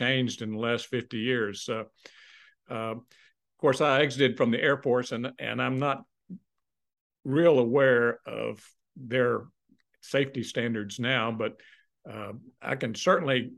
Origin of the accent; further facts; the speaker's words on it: San Antonio, Texas, United States; went for undergraduate pilot training near my hometown. Here it is in San Antonio